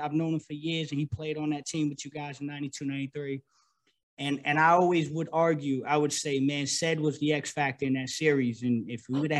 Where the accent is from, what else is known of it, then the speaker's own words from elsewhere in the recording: New Jersey, United States; also born or lived in New York; I'm in New Jersey, born and raised in New Jersey.